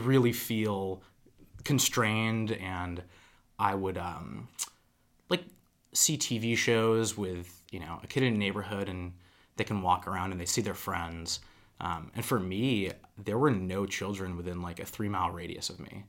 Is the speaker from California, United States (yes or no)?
no; Wendell, Massachusetts, United States; I grew up in a town of 800 people